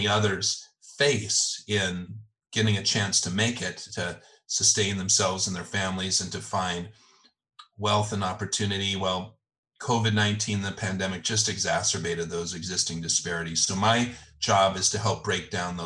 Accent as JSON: {"language": "English", "town": "Los Angeles", "region": "California", "country": "United States", "tie": "born or raised there", "said": "I grew up in the San Fernando Valley, just on the other side of the mountains there"}